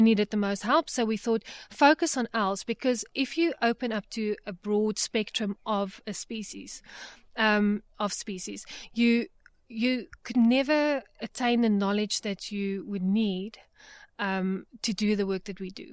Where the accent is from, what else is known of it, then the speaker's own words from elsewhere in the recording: Johannesburg, Gauteng, South Africa; I grew up in Johannesburg